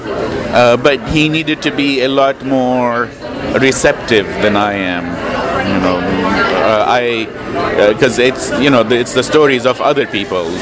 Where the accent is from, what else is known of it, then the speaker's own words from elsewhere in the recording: Lebanon; moved away; I grew up in Lebanon